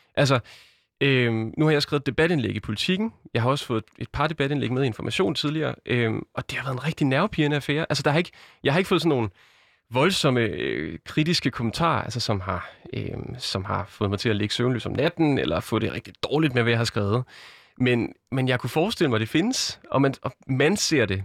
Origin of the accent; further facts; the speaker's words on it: a small town outside Randers, Central Denmark Region, Denmark; now in Aarhus, Denmark; jeg er født i Aarhus, vokset op i en lille by uden for Randers